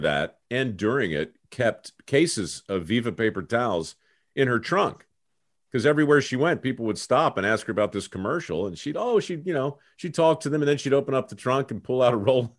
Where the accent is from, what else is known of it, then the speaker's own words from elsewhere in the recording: Baltimore, Maryland, United States; moved away; I came from Baltimore